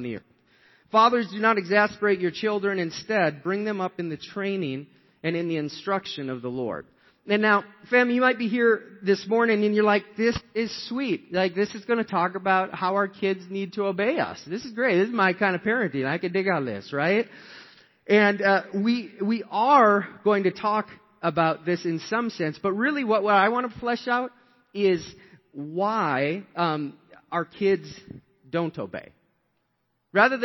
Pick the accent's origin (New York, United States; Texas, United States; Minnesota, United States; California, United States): Minnesota, United States; Shakopee; we were raised in Shakopee, Minnesota, and we came into this 2-bedroom apartment.